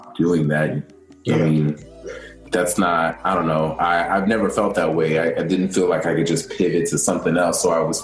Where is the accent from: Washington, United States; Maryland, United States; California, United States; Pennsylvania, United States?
Maryland, United States; now in New York, United States; I'm originally from Maryland, like right outside of D.C. Maryland is home